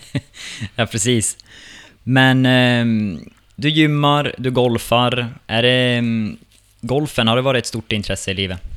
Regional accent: Vittangi, Norrbotten County, Sweden; now in Stockholm, Sweden; Vi har båda kommit från Vittangi till eh, Stockholm.

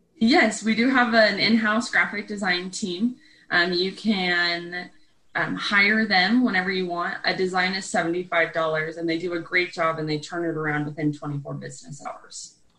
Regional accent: East Coast, United States; I'm from the East Coast

